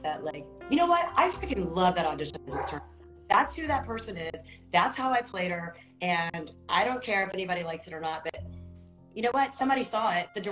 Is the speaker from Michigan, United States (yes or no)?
no; Texas, United States; moved away; I'm from Texas